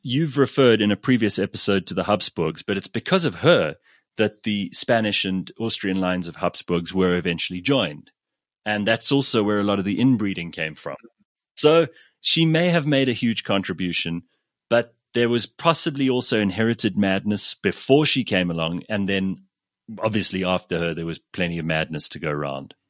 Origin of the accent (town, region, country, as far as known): England, United Kingdom